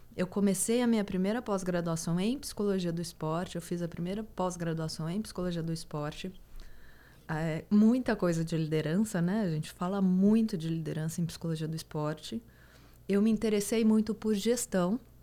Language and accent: Portuguese; Goiás, Brazil; Eu sou do Goiás e, e, do Goiás mesmo, assim. Então, todo fim de semana eu tava em sítio